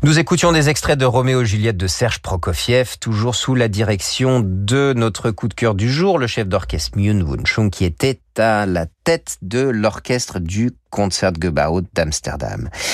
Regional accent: France; chez nous en France

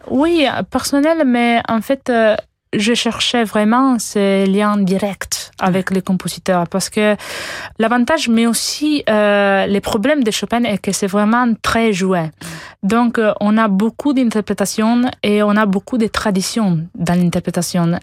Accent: Italy; French is a second language; je suis italienne

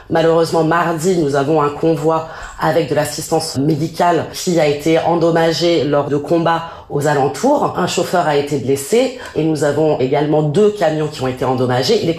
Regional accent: France; On est des Français, on aime notre pays.

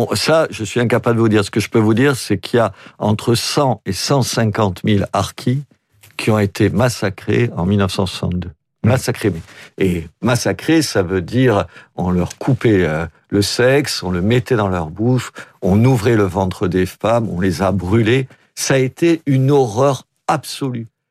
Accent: Oran, Oran Province, Algeria; now in Béziers, France; je suis d'Oran

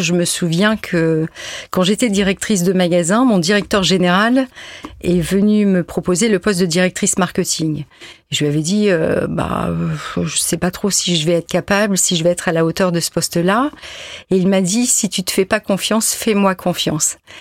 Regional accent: Lille, Hauts-de-France, France; moi qui suis nordiste.

